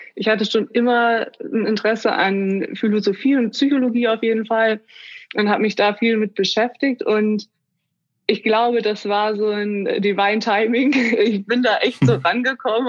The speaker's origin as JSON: {"language": "German", "country": "Germany", "said": "komme aus Bremen, Oldenburg, der Region."}